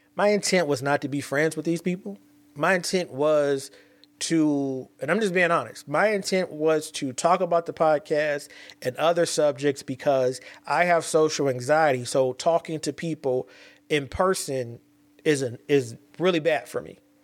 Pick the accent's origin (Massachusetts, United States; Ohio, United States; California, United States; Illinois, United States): California, United States; I'm from Cali